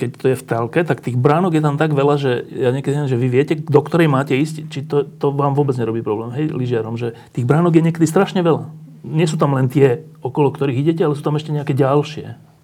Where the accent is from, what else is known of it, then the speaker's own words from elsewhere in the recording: Bratislava, Bratislava Region, Slovakia; Ja som z Petržalky a ja som sa vždy po škole zgrupoval pred domami